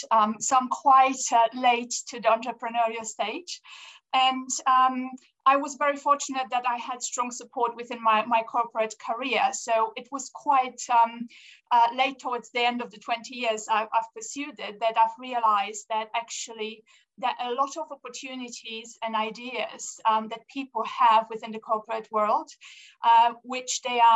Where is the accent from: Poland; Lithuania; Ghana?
Poland; also born or lived in Austria / France / Angola; now in United Kingdom; I was born in Poland. We emigrated to Austria